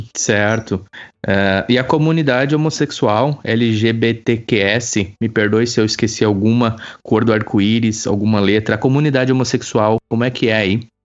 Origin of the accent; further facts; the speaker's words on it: Campo Bom, Rio Grande do Sul, Brazil; moved away; Eu também sou de Campo Bom